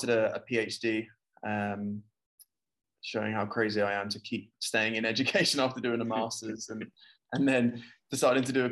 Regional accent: United Kingdom; now in Abu Dhabi, United Arab Emirates; I'm British, if you can understand my accent

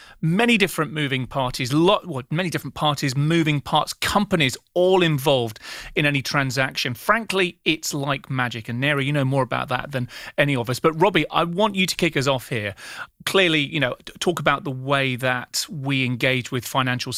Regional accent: United Kingdom; I'm British

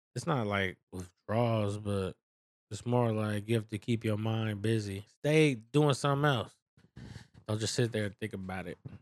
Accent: San Francisco, California, United States; I'm from San Francisco, so I'm used to the city life

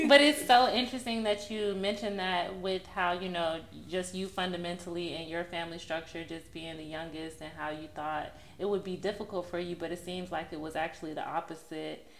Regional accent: Texas, United States; I'm also from Texas

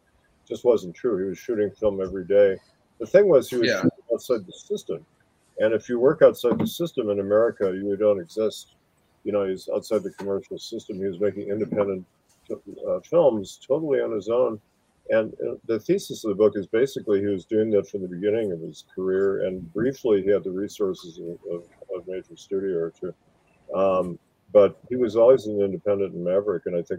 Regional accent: Wisconsin, United States; moved away as an adult; I came from Wisconsin

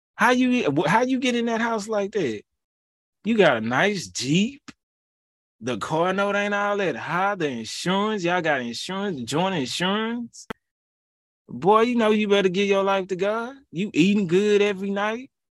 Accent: Houston, Texas, United States; I'm from that H town, you feel me? seven one three, two eight one

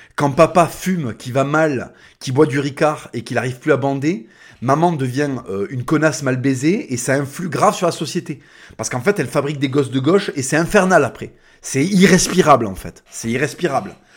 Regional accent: France; first language Spanish; French is a second language; on est des Français.

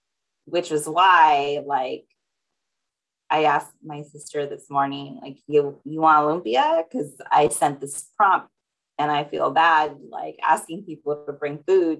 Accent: Japan; also born or lived in Philippines; I grew up in Japan, also like in the Philippines. So just, I love fish.

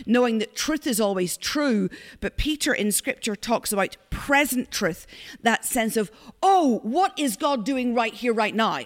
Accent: Ireland; now in Glasgow, United Kingdom; I'm Irish

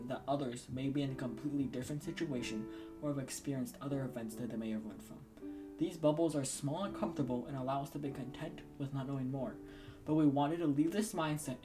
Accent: Ann Arbor, Michigan, United States; Our home, Ann Arbor, Michigan, is very quiet, safe, and diverse in a multitude of ways.

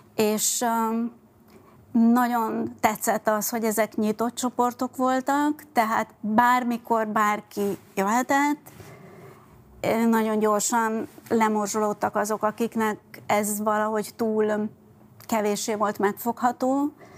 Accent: Budapest, Hungary; first language Hungarian; also born or lived in France; Budapesten születtem, az az- úgy éreztem, amikor én ott álltam Budapest közepén két év, ö, Franciaország után, hogy ez az én városom, ez az én hazám, ez az én anyanyelvem

